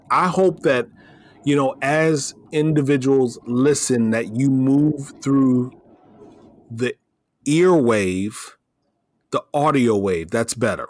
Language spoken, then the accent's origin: English; Iowa, United States; moved away as an adult; also born or lived in Florida / San Antonio, Texas; I was raised in the Midwest